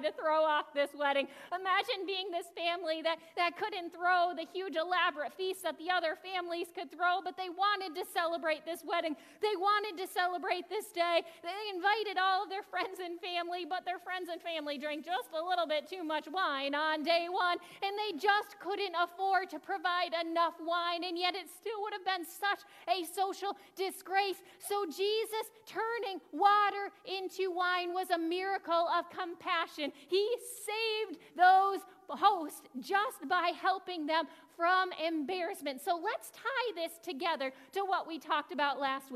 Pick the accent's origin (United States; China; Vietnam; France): United States; New England; now in Buffalo, United States; I'm the one from New England